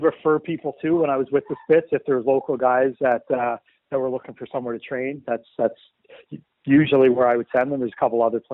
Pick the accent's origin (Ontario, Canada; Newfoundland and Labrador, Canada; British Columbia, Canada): Newfoundland and Labrador, Canada; a small town in Newfoundland; now in Windsor, Canada; I'm just from a small town in Newfoundland.